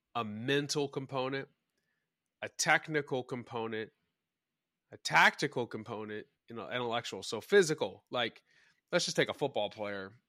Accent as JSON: {"language": "English", "town": "Dallas", "region": "Texas", "country": "United States", "tie": "born or raised there", "said": "I grew up in Dallas"}